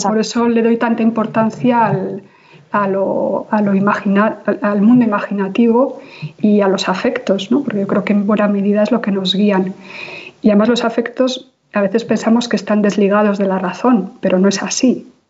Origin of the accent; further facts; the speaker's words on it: Basque Country, Spain; yo vengo de una sociedad absolutamente traumatizada ¿no? y, con una historia de violencia tremenda a muchos niveles, que es la sociedad vasca